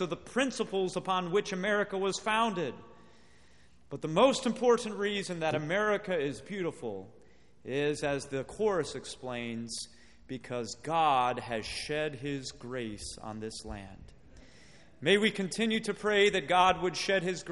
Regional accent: Midwest, United States; also born or lived in Watertown, Wisconsin; I'm from the Midwest

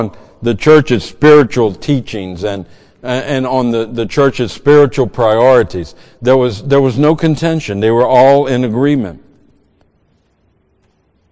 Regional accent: Cajun, Louisiana, United States; moved away; I'm a Cajun.

